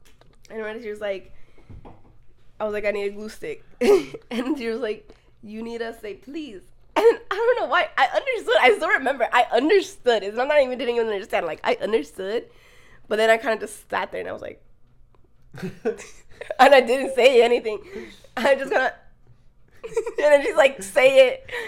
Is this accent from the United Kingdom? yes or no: yes; United Kingdom; No, I don't know. I'm British.